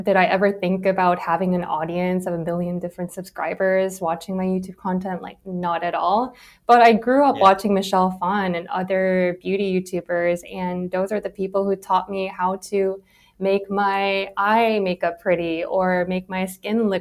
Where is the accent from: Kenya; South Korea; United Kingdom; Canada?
South Korea; moved away as an adult; I grew up in Korea, and I went to all girls middle school, all girls high school, all women's college